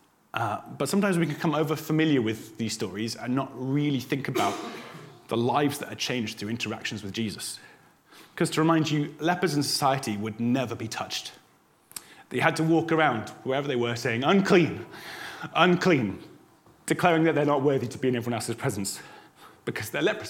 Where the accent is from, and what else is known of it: United Kingdom